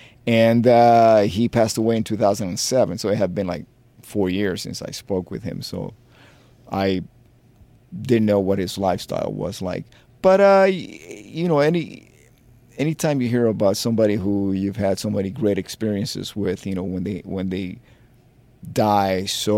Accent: Miami, Florida, United States; Look, you have to remember, I come from Miami. That was like party town. I could have stayed playing in a disco band.

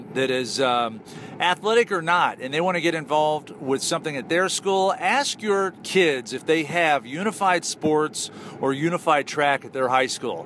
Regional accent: Big Ten country, Midwest, United States; I grew up in Big Ten country.

